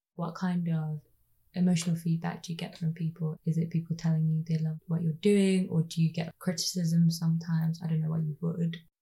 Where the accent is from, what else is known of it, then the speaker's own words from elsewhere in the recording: Birmingham, West Midlands, United Kingdom; also born or lived in Ethiopia; I grew up in Ladywood.